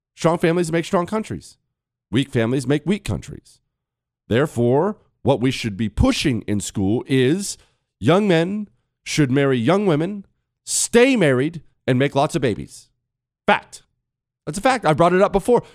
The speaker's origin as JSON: {"language": "English", "region": "Ohio", "country": "United States", "tie": "born or raised there", "moved": "yes", "said": "Most of my family's from Ohio. I was born in Ohio"}